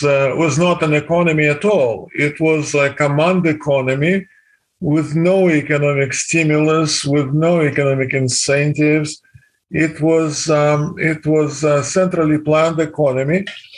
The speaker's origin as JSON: {"language": "English", "town": "Kazan", "region": "Tatarstan", "country": "Russia", "tie": "born or raised there", "moved": "as an adult", "lives_now": "Wisconsin, United States", "said": "I was born in Kazan, which is the capital of Autonomous Republic of Tatarstan."}